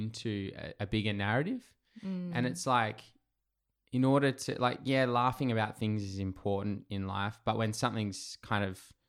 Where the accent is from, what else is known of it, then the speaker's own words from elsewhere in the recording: England, United Kingdom; now in Australia; You know, like I grew up in England. I'm white. I look Australian, white Australian. But people, you know, as soon as people find out I was from England, oh, you're English. I'm like, no, I'm Australian.